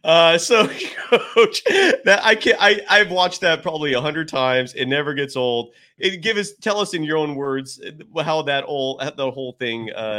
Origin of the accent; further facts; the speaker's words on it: Bay Area, California, United States; I'm born and raised in the Bay Area.